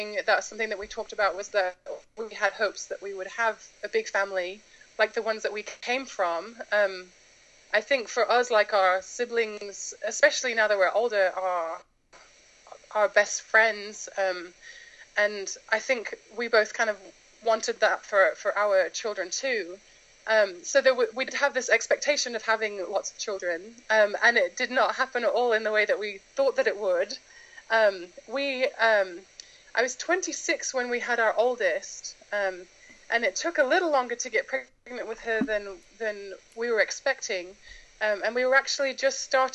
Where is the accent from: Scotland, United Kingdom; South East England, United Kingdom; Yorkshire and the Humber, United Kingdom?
Yorkshire and the Humber, United Kingdom; Knaresborough; accent: British; moved away as an adult; also born or lived in United States; now in Japan; I am from a tiny little town in North Yorkshire called Knaresborough. And I lived there until I got married. So I think I was 22 when I moved to the States. So yes, born and raised in England.